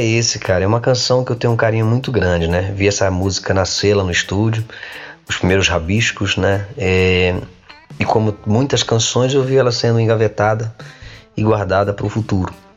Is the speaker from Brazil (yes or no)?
yes; Coronel Fabriciano, Minas Gerais, Brazil; moved away as an adult; now in Portugal; eu costumo responder que não sou brasileiro, eu sou mineiro